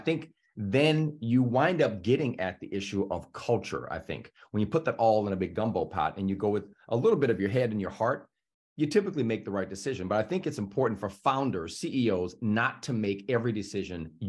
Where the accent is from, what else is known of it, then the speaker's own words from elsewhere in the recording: the South, United States; I'm from the South